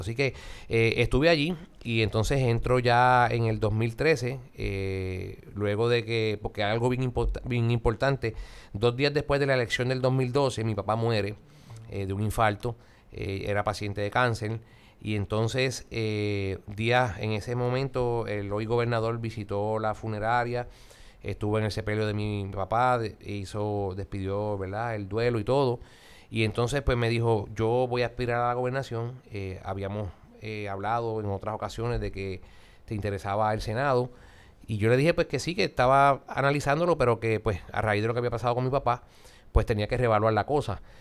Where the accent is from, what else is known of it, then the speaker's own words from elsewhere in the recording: Peñuelas, Puerto Rico; also born or lived in Ponce; nací en Ponce el 12 de agosto del 75. Eh, comencé mis estudios en la escuela eh, segunda unidad Ramón Pérez Pulsier, en el barrio Santo Domingo de Peñuela